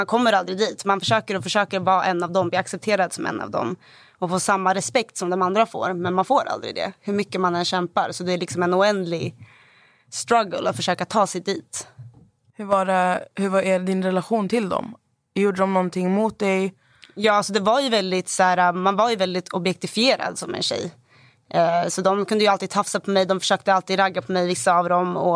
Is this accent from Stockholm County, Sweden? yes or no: yes; Stockholm, Stockholm County, Sweden; Vilken jag växte stad? upp i Hagsätra i Stockholm.